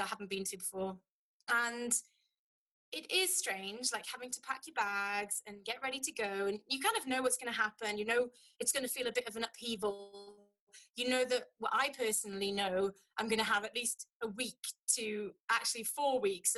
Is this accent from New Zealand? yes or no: no; United Kingdom; now in Lithuania; for us as a British population